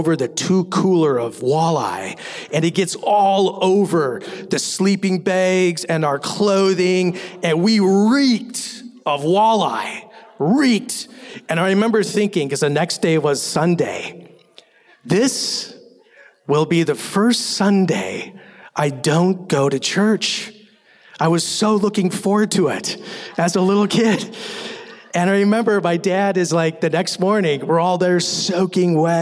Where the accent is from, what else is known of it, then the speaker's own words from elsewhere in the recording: Minnesota, United States; I grew up in Minnesota